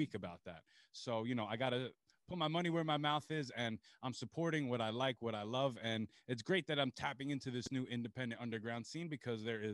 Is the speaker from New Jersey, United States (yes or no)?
no; Long Island, New York, United States; I'm from Long Island. I'm from New York